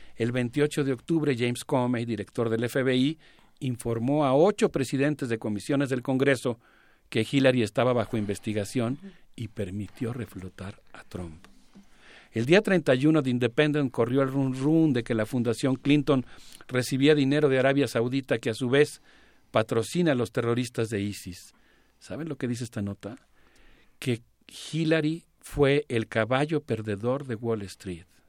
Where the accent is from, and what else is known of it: Mexico